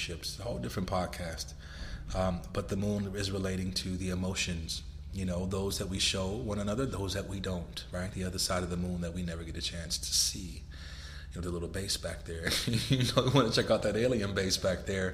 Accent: Los Angeles, California, United States; moved away as an adult; now in Miami Beach, United States; I'm living in Miami Beach, Florida now, and I'm from Los Angeles

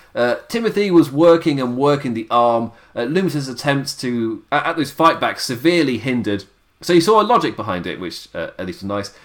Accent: England, United Kingdom; As an Englishman

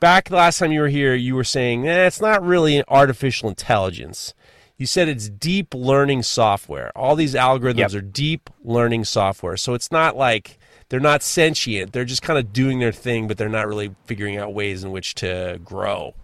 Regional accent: New York, United States; I'm a New Yorker.

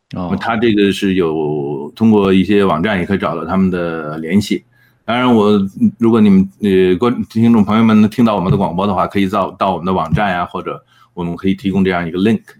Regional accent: China; now in Edmonton, Canada; 那我们中国人在埃德蒙顿呢，大概是百分之十

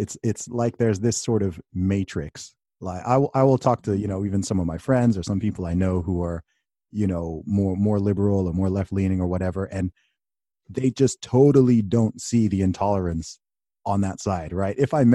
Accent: United Kingdom; I'm saying this as a Brit, right? I'm overseas

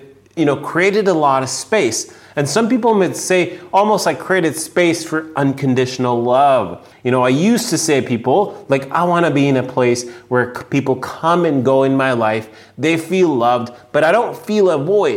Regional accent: India; now in San Diego, United States; I grew up in India. I moved from India to US.

